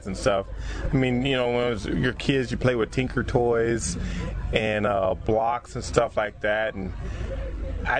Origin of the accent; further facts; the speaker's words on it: Compton, California, United States; I'm from Compton